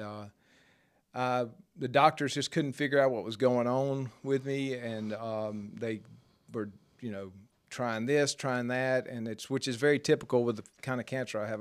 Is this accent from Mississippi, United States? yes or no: yes; Jackson, Mississippi, United States; I grew up in South Jackson